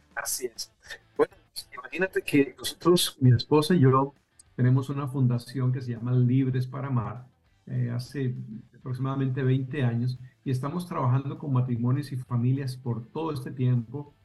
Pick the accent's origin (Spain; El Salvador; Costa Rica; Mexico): Costa Rica; now in Pembroke Pines, United States; mi esposa, yo y nuestros hijos somos originarios de Costa Rica